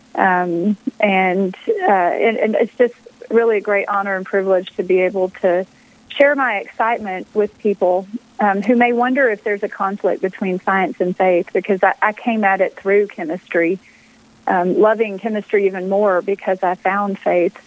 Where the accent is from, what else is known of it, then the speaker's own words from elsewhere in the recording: Texas, United States; moved away as an adult; also born or lived in Pennsylvania; I grew up in Texas